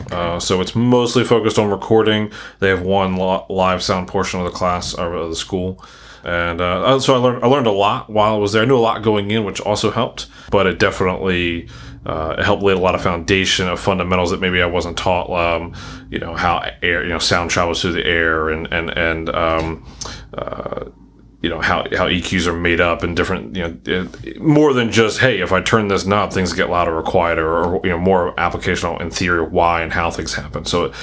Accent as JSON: {"language": "English", "region": "Maryland", "country": "United States", "tie": "born or raised there", "moved": "as an adult", "lives_now": "Philadelphia, United States", "said": "growing up in Maryland"}